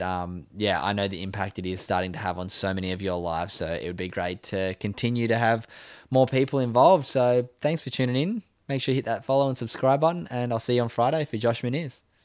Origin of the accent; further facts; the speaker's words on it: Sydney, New South Wales, Australia; moved away; growing up where I grew up in Sydney's northern beaches